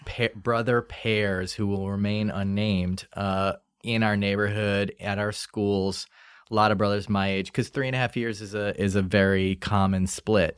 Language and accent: English; New Orleans, Louisiana, United States; moved away; we grew up in New Orleans in the suburbs.